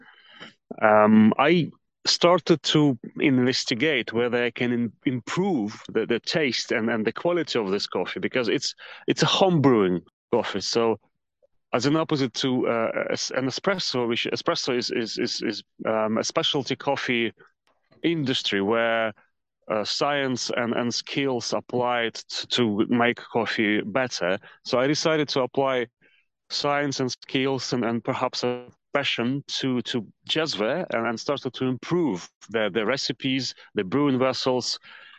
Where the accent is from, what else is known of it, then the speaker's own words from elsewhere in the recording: Cherkasy, Cherkasy Oblast, Ukraine; moved away as an adult; also born or lived in England / Indonesia / Lviv; now in Kyiv, Ukraine; a pretty standard management degree from university in my hometown, which is Cherkasy, central Ukraine